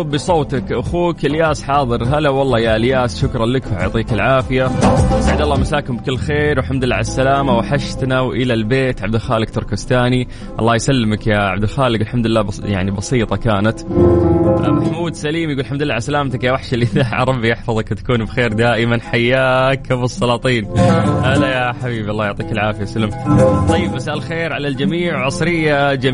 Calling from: Egypt; انا … من مصر متواجد في الشمال بمناسبه اني خريج كليه القران الكريم

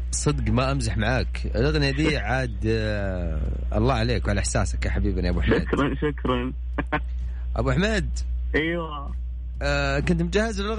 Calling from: Al-Ahsa, Eastern Province, Saudi Arabia; من الاحساء

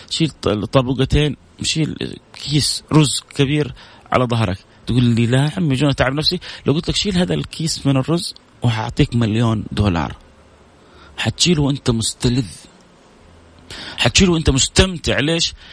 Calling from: Sweden; أنا من السويد ممكن تحدثنا عن الصبر على على على المصيبة

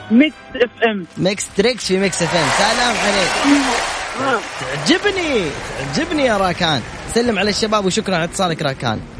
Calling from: Jeddah, Makkah Province, Saudi Arabia; من جدة

